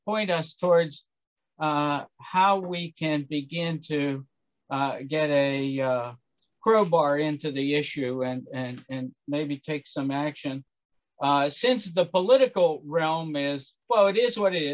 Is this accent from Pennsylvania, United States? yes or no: yes; Pittsburgh, Pennsylvania, United States; I grew up in Pittsburgh